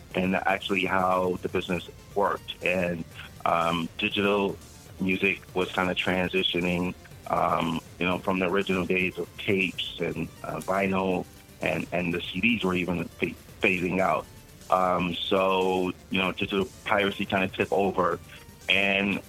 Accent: Los Angeles, California, United States; I grew up in Los Angeles.

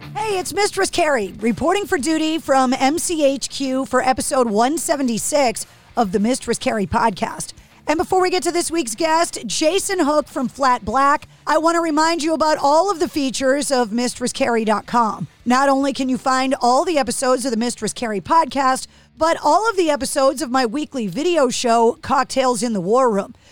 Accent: New England, United States; growing up in New England, I'm very spoiled

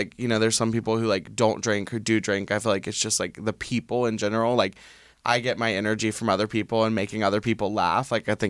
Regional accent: the South, United States; I think it comes from, like, being in the South, like, growing up in the South of, like, it was, like, I was different than every single other person.

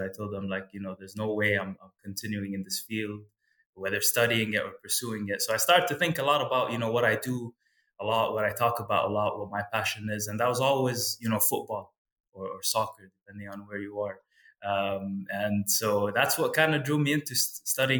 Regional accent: Kuwait; moved away as an adult; also born or lived in United States; growing up in Kuwait

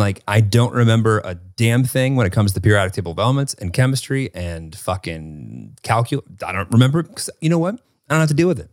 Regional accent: Northern Illinois, United States; growing up in Northern Illinois

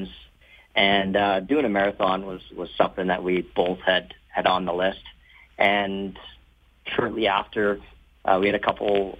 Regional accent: Nanton, Alberta, Canada; I grew up down in Nanton

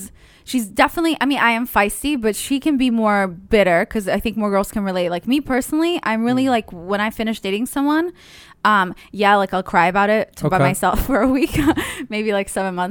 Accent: Israel; But I grew up in Israel, so it was really hot. So I don't know why I can stand this weather, but I do enjoy it.

